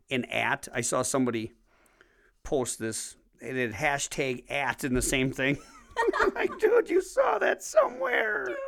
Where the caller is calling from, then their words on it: Wisconsin, United States; I'm speaking from Wisconsin.